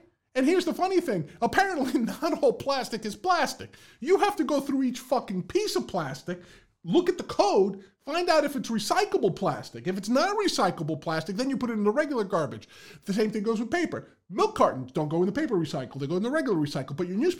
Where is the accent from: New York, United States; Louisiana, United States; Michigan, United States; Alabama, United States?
New York, United States; Bronx; Growing up in the Bronx, this was the task of throwing out garbage.